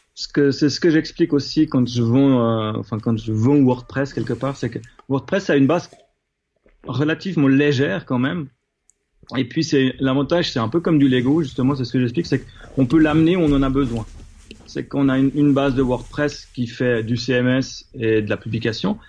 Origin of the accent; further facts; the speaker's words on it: Switzerland; en tant que Suisse